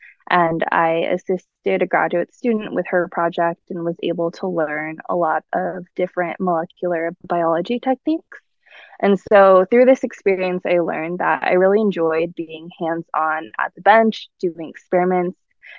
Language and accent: English; Bay Area, California, United States; I was born in the Bay Area and I've been living here for my whole life.